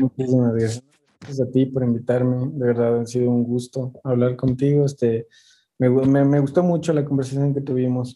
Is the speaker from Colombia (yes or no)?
no; Ecuador; moved away as an adult; now in Mexico City, Mexico; yo soy de Ecuador